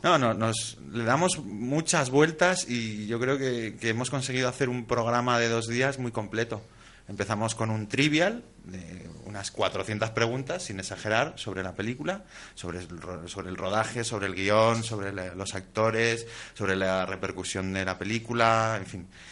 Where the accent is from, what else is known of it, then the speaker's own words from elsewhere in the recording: Asturias, Spain; yo que soy asturiano